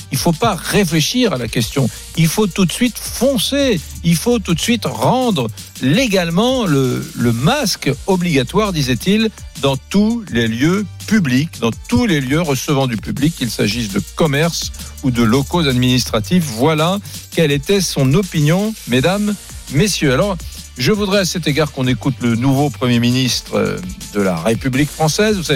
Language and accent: French; southern France, France; accent: Southern French; quand je pense que mon accent, je, me suis forcé à le perdre pour faire ce métier parce que ça se faisait pas